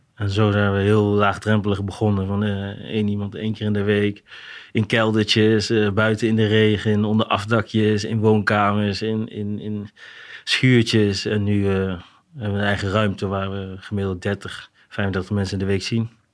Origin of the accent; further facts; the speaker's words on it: Arnhem, Gelderland, Netherlands; Ik kom uit Arnhem